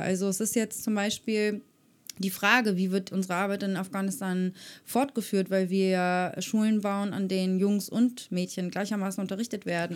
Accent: Germany; ich bin privilegiert aufgewachsen in Europa, in Deutschland

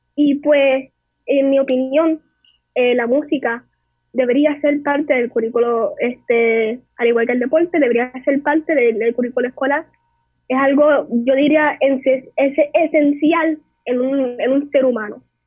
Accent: San Juan, Puerto Rico; nativa de San Juan Santurce tras talleres

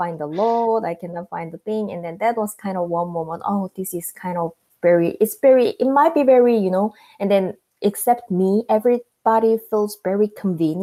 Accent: South Korea; English is a second language; moved away as an adult; now in United States; I'm the citizen of South Korea

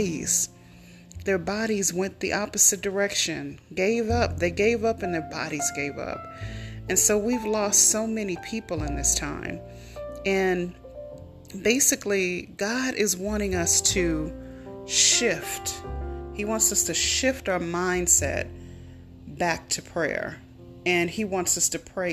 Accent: California, United States; also born or lived in Tulsa, Oklahoma; in California, in my home state, and one of the cities I used to live in, Tulsa, Oklahoma

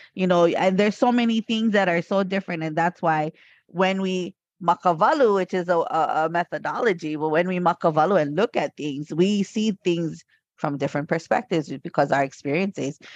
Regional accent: Hawaii, United States; I am from Hawaii

